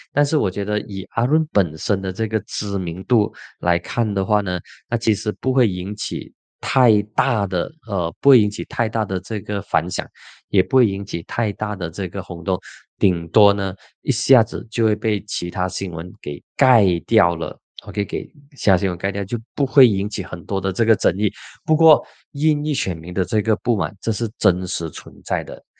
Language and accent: Chinese; Penang, Malaysia; 我的老家槟城